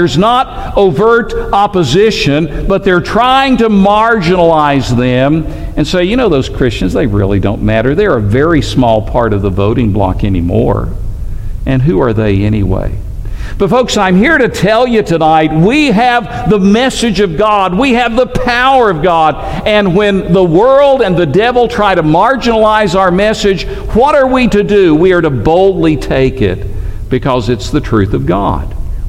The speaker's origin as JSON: {"language": "English", "region": "Alabama", "country": "United States", "also_born_or_lived": "Tennessee", "said": "I'm from Alabama. Alabama and Auburn are two really big rivals. I happen to be a Tennessee fan myself. I grew up there."}